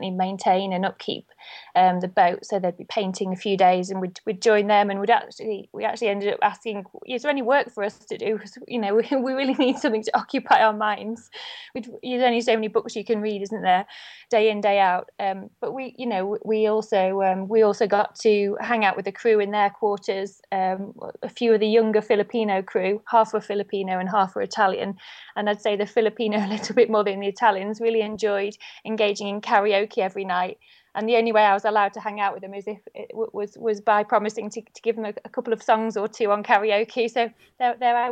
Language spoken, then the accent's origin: English; Blackpool, North West England, United Kingdom; now in Nottingham, United Kingdom; I was born in Blackpool, lived in Nottingham the last few years